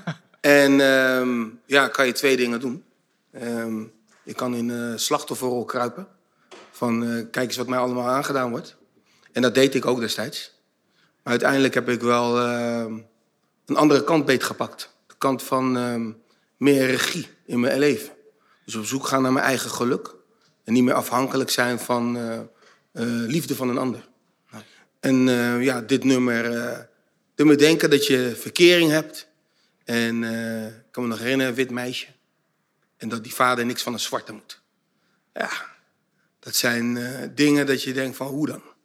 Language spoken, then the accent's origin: Dutch; Zoetermeer, South Holland, Netherlands; also born or lived in The Hague; ik ben in Den Haag geboren, op mijn vierde naar Soetermeer verhuisd.